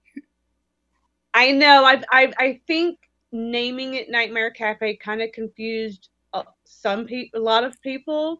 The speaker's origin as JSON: {"language": "English", "region": "Alabama", "country": "United States", "moved": "yes", "lives_now": "Las Vegas, United States", "said": "we're from Alabama"}